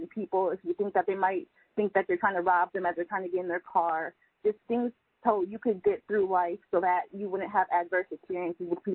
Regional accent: Milwaukee, Wisconsin, United States; I'm actually from Milwaukee, Wisconsin, which is one of the most segregated cities in the United States

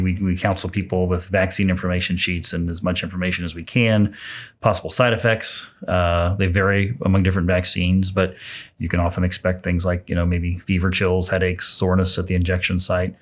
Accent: Jasonville, Indiana, United States; now in Lafayette, United States; Southern Indiana's home, a little town called Jasonville

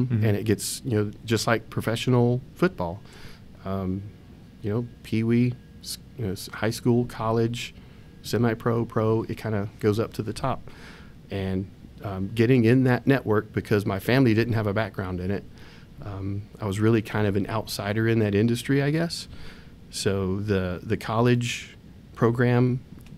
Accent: West Virginia, United States; moved away; We grew up in West Virginia. That's where our family's from.

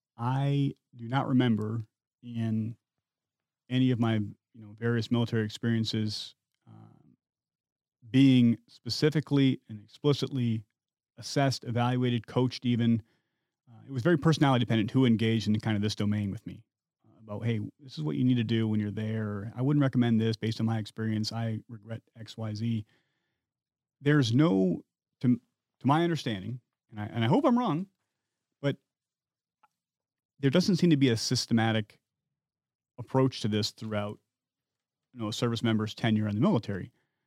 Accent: Midwest, United States; I come from the Midwest, where hunting is kind of a way of life. To put food on your plate in the winter, you shoot deer or rabbits. I had some exposure to firearms as a kid.

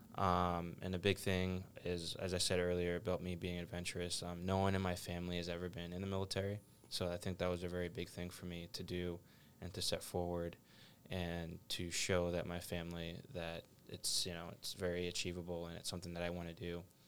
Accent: South Shore, Massachusetts, United States; I grew up in the South Shore, uh, Braintree, Brockton, Norwood, a lot of the towns

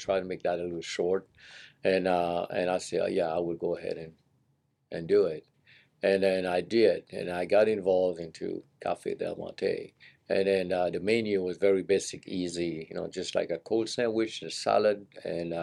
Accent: Seychelles; moved away as an adult; also born or lived in San Jose, California; now in United States; I'm from the Seychelles Island. We eat a lot of curry

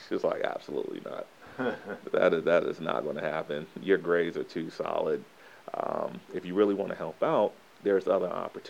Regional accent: Fayetteville, North Carolina, United States; also born or lived in Tampa, Florida; 1982. Yeah, so I'm an 80s baby, through and through. We moved to Fayetteville, North Carolina when I was 12. So I consider Fayetteville as my hometown from elementary to college, same city.

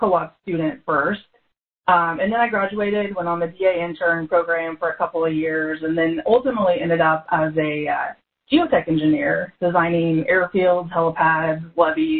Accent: Ashland, Nebraska, United States; I grew up in Ashland, Nebraska. So that's a little small town between Omaha and Lincoln

